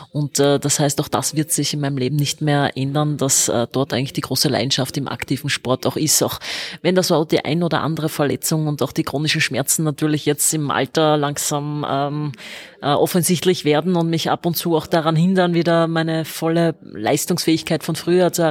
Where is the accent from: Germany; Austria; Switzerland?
Austria; Vienna; bin, äh, wie man so sagt, eine waschechte Wienerin. Ich bin in Wien geboren und lebe mein ganzes Leben schon in Wien.